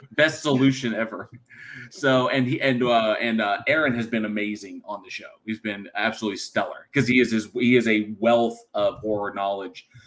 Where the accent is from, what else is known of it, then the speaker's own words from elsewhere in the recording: California, United States; moved away; also born or lived in Texas; born and raised California, living in Texas